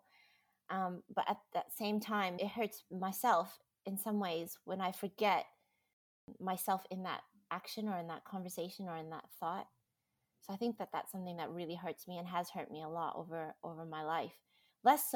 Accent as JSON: {"language": "English", "country": "United States", "moved": "yes", "lives_now": "Australia", "said": "I am American, living in Australia, and now Australian"}